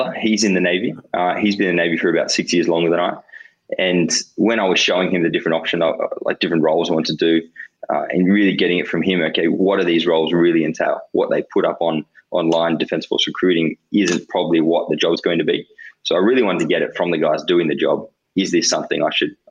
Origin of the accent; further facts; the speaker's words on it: Yass, New South Wales, Australia; I grew up in Yass, small country town, kind of 4,000 people.